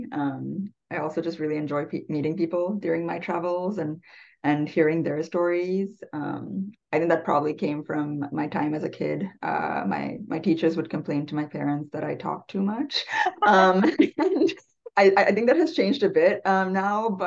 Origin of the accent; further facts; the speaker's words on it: Sri Lanka; English is a second language; also born or lived in Canada / Abu Dhabi, UAE / New Mexico / Colorado; now in United States; I am from Sri Lanka and have lived in Canada and Abu Dhabi in the UAE before moving here to the US